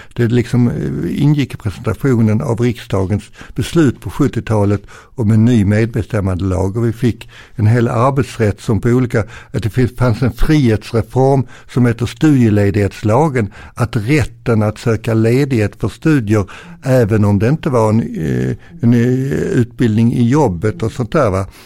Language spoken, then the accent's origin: Swedish; Arlöv, Skåne, Sweden; also born or lived in Ven / Landskrona; jag är ju född på Ven och sen så flyttade vi via Landskrona sen min mamma jobbade på Sockerbolagets raffinaderi i Arlöv